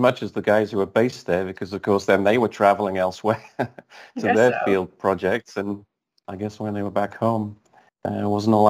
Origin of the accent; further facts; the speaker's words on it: Australia; obviously the people in Barrick knew that I was over from Australia